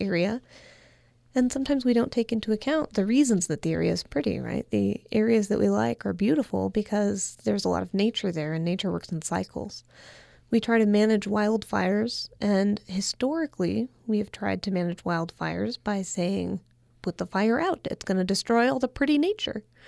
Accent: California, United States; as a Californian

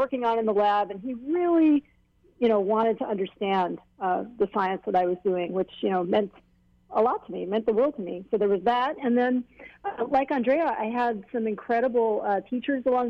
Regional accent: Hilo, Hawaii, United States; I grew up in Hilo

